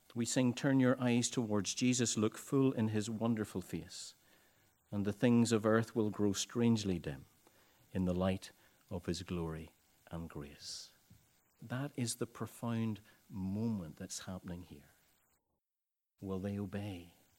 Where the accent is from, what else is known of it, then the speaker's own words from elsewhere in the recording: Ballycastle, Northern Ireland, United Kingdom; I had come home to Bally Castle, my hometown